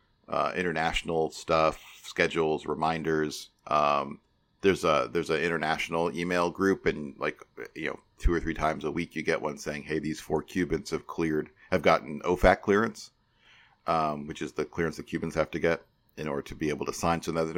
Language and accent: English; St. Charles, Illinois, United States; I grew up in St. Charles, Illinois, which is very close to where Kane County plays.